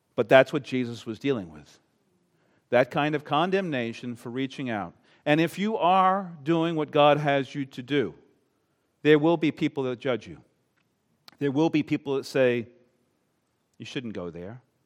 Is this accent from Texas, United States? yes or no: no; Long Island, New York, United States; now in Maine, United States; I'm not from Maine. I am not a New Englander. I grew up on Long Island, New York.